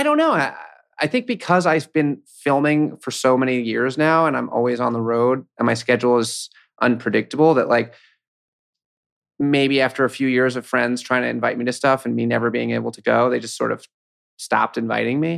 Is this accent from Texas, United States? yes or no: no; New York City, New York, United States; also born or lived in Williamsburg, Brooklyn; I grew up in Manhattan, so, I mean, I'm a, I'm a local.